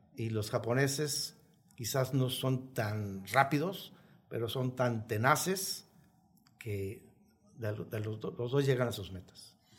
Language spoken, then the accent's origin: Spanish; Mexico